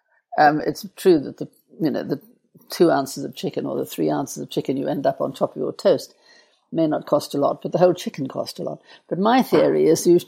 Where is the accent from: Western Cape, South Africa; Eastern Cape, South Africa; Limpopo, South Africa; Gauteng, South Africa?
Gauteng, South Africa; Johannesburg; born or raised there